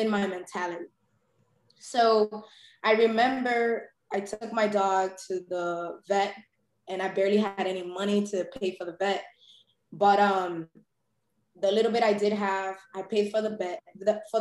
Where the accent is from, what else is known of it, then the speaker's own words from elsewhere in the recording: New York City, New York, United States; also born or lived in Brooklyn; I was born and raised in Harlem